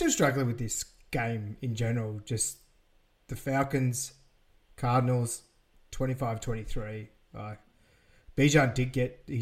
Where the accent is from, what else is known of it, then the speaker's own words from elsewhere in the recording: Australia; We apologise mm. as Australian.